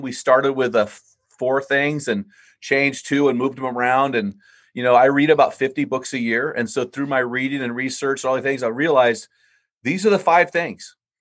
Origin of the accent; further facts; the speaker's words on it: San Luis Obispo, California, United States; my hometown, San Luis Obispo, California